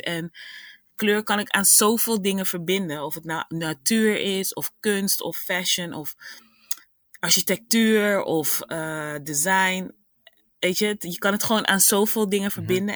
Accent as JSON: {"language": "Dutch", "town": "Rotterdam", "region": "South Holland", "country": "Netherlands", "said": "ik ben afkomstig uit Rotterdam."}